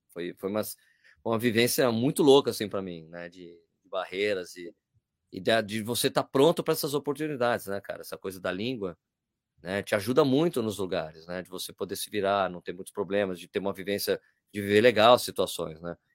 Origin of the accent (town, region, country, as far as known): Brazil